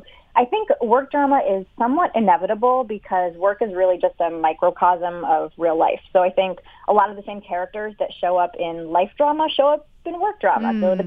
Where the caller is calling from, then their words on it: Philadelphia, Pennsylvania, United States; I live in downtown Philadelphia.